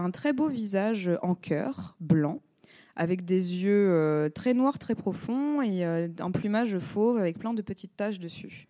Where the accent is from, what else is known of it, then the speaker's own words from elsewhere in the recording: France; On est Français